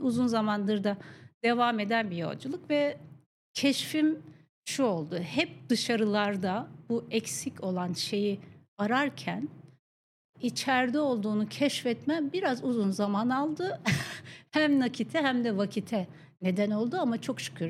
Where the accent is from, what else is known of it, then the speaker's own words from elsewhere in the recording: Akşehir, Konya, Turkey; moved away; mutlu çocukluğum dediğim Konya Akşehirli olmaya biraz da bağlı. Akşehir'de doğdum ben